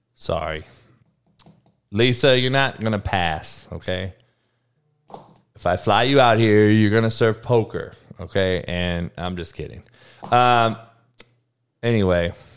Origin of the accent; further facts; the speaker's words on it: Compton, California, United States; growing up in Compton